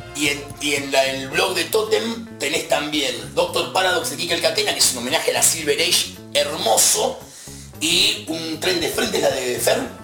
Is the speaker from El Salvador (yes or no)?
no; Argentina; Somos argentinos